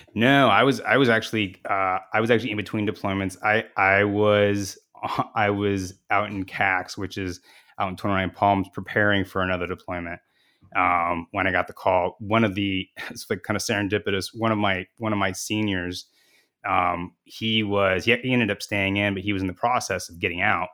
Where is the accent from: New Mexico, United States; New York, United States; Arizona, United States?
Arizona, United States; Phoenix; I'm from Phoenix